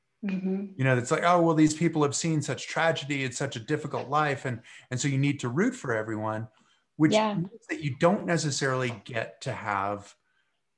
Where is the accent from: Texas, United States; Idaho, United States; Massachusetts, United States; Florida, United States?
Massachusetts, United States; I grew up in Massachusetts